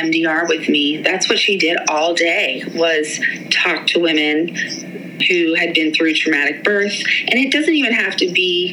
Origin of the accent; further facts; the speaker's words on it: Pittsburgh, Pennsylvania, United States; moved away as an adult; also born or lived in Maryland / England; We're both from Pittsburgh